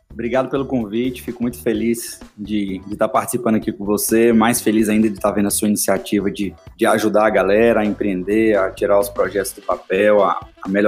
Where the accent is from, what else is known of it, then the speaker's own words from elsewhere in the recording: Salvador, Bahia, Brazil; now in Belo Horizonte, Brazil; eu sou baiano, soteropolitano, criado em Salvador. E por uma coincidência do destino aí, eu acabei indo morar em Belo Horizonte